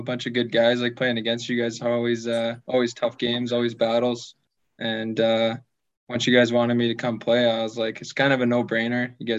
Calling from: Fort Saskatchewan, Alberta, Canada; I'm in Fort Saskatchewan, Alberta, just like 15 minutes outside Edmonton.

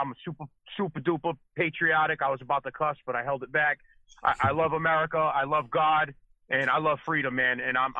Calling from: Massachusetts, United States; I'm calling from Massachusetts, bud.

